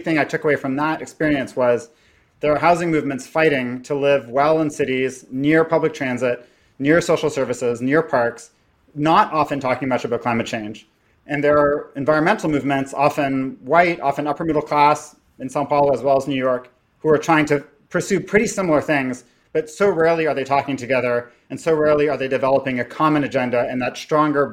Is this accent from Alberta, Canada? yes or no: no; Toronto, Ontario, Canada; I was raised in Toronto by a Guatemalan immigrant and an estranged Jewish person